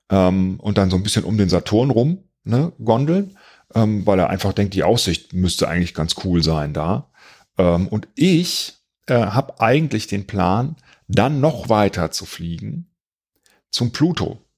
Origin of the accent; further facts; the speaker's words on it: Cologne, North Rhine-Westphalia, Germany; dass ich hier äh, in meiner Heimatstadt ähm, investieren möchte, weil ich meiner Heimatstadt etwas geben will. Und ich möchte, dass die auch davon profitieren.